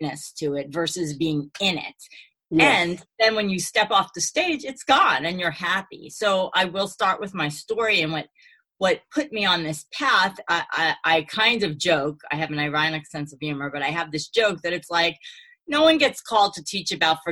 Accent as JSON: {"language": "English", "town": "New York City", "region": "New York", "country": "United States", "tie": "born or raised there", "said": "So I grew up in Brooklyn with a Jewish wannabe Italian father"}